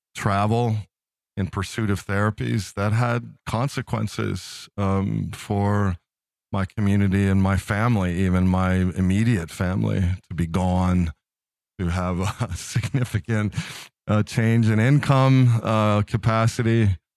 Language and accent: English; Philadelphia, Pennsylvania, United States; moved away as an adult; now in Midwest, United States; I'm from Philadelphia